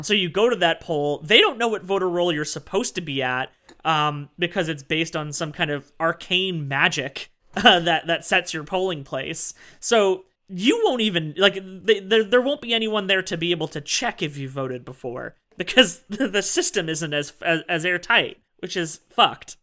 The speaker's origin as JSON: {"language": "English", "country": "Canada", "said": "I am Canadian"}